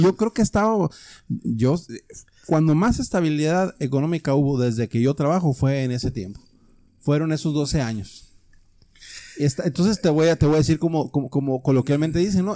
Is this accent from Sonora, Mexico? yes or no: yes; Sonora, Mexico; now in Mexicali, Mexico; soy de Sonora. Llegué aquí en 1995, en enero.